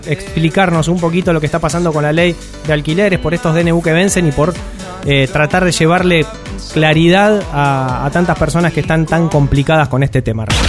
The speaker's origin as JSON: {"language": "Spanish", "country": "Argentina", "said": "como argentinos"}